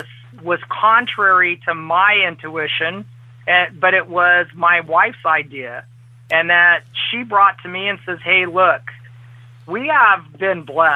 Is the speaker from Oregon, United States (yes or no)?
no; Central Valley of California, United States; now in Lexington, United States; I grew up in the Central Valley of California